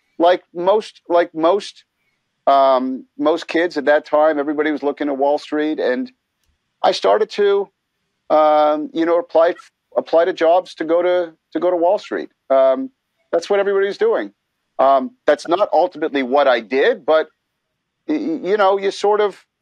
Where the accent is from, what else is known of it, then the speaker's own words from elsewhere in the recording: Montreal, Quebec, Canada; growing up in Montreal